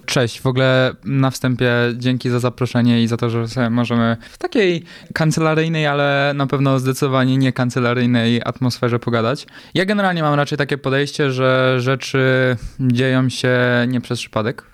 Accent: Poland; moved away; Ja z Polski raczej zawsze uciekałem

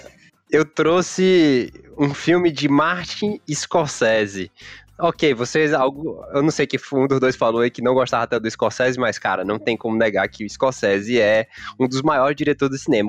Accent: Teresina, Piauí, Brazil; a gente é aqui, aqui de Teresina

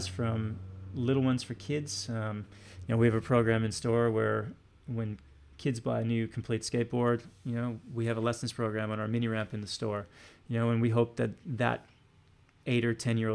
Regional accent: Canada; moved away as an adult; now in Australia; I'm from Canada.

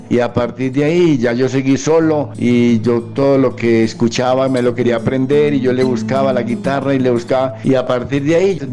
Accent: Gómez Plata, Antioquia, Colombia

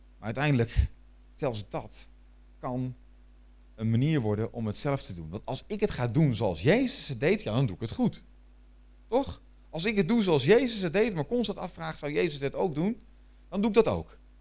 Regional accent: Netherlands; ik ben Nederlander.

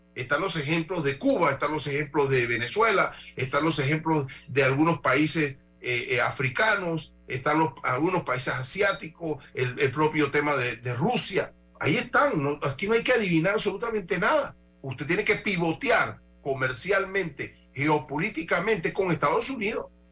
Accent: Panama; me afecta a mí como panameño

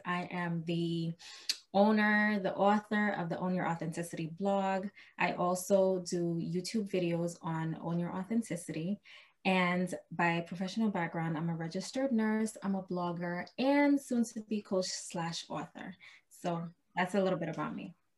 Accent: Silver Spring, Maryland, United States; I'm from Maryland, Silver Spring, Maryland

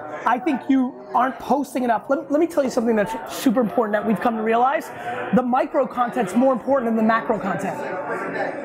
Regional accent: Edison, New Jersey, United States; I grew up in Edison, New Jersey

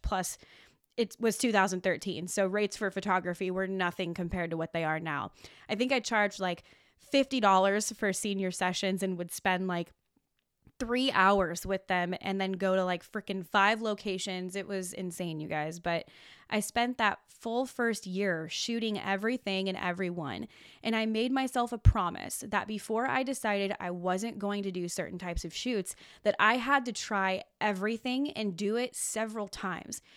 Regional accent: Olympia, Washington, United States; now in Oregon, United States; I'm originally from Olympia, Washington. I went to Tumwater High School

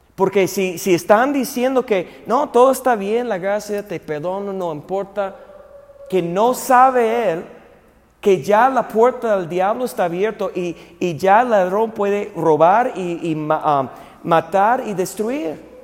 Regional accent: United States; moved away; mi país

